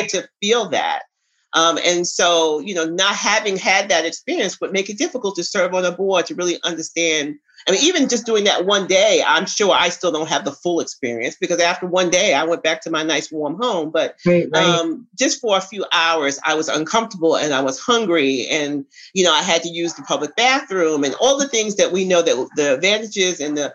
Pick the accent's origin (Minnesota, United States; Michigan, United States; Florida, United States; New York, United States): New York, United States; New York City; now in Atlanta, United States; I'm a New Yorker, so I knew the city